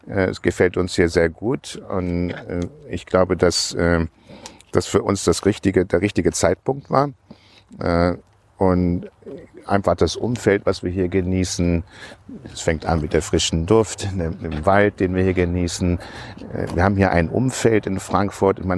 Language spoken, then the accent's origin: German; Hong Kong; now in Germany; Wir sind in Hongkong aufgewachsen, deswegen habe ich schon, schon seit langer Zeit einen Bezug zu der englischen Grundkolonie Hongkong, britische Kultur, das hat mich schon immer fasziniert. Und für mich war es einfach ein Wunsch, wieder nach Deutschland zurückzukommen.